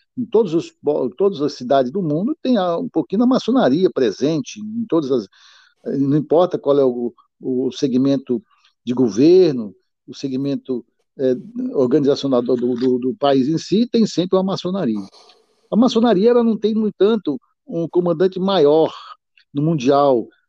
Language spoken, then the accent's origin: Portuguese; Piauí, Brazil; now in Olímpia, Brazil; embora eu não seja original de Olímpia, eu sou do Piauí